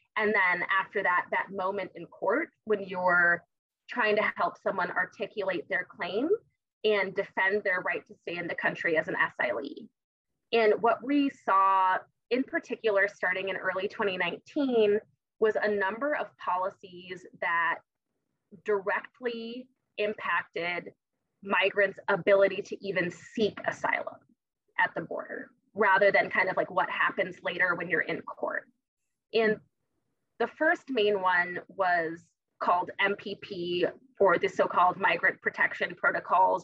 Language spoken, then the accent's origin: English; Tucson, Arizona, United States; I'm from Tucson, it's because I'm from the borderlands